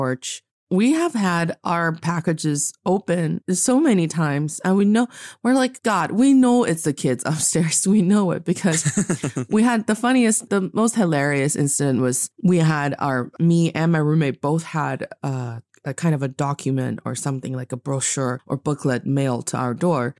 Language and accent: English; Northeast China, China; now in Beijing, China; my hometown in the northeast part of China